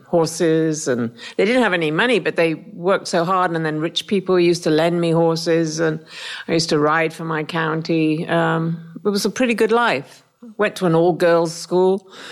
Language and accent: English; Worcestershire, West Midlands, United Kingdom; I come from Worcestershire in England, and we lived in the country. Very normal, ordinary family. My father was a physical ed trainer, teacher, and my mum was a nurse from Australia.